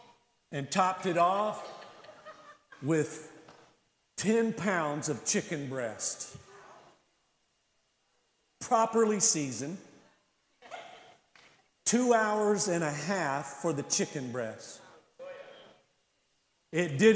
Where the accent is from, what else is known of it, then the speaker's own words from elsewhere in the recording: the South, United States; I'm from the South